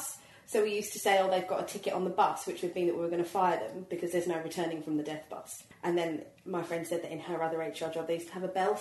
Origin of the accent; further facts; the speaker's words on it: Croydon, London, United Kingdom; I'm from Croydon.